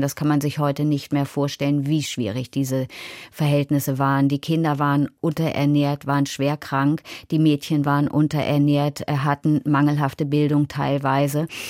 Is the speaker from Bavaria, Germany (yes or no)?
no; Hanover, Lower Saxony, Germany; ich bin in Hannover aufgewachsen